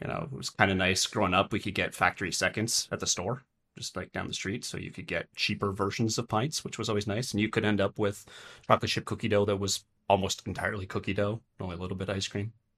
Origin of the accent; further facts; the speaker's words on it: Vermont, United States; moved away as an adult; now in Wichita Falls, United States; born and raised in Vermont.